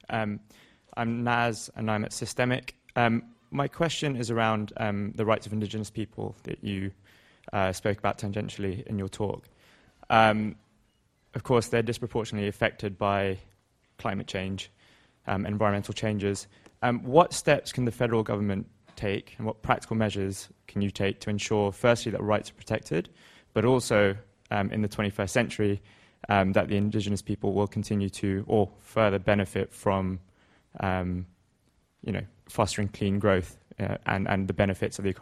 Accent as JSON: {"language": "English", "country": "Singapore", "said": "I'm from Singapore, doing economics here."}